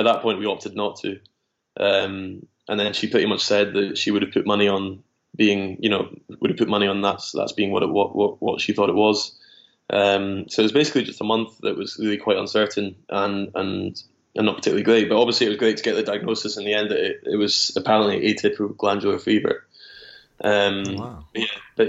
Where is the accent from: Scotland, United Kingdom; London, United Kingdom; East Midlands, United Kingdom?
Scotland, United Kingdom; Dunfermline; also born or lived in Glasgow / Edinburgh; I was born in Glasgow, was there until about six, and then was in Dunfermline from till about 12, and then I moved to Edinburgh from about 12 till 17